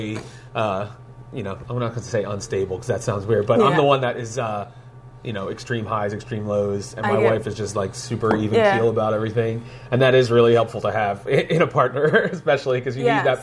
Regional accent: Philadelphia, Pennsylvania, United States; moved away as an adult; also born or lived in Royersford, Pennsylvania; I grew up in Philly

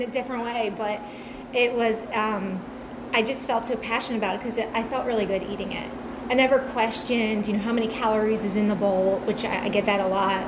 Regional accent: Long Beach Island, New Jersey, United States; now in Royersford, United States; I'm from New Jersey.

